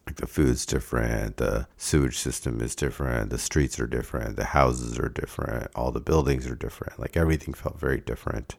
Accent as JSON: {"language": "English", "town": "Davis", "region": "California", "country": "United States", "tie": "born or raised there", "said": "Davis is my home, not India"}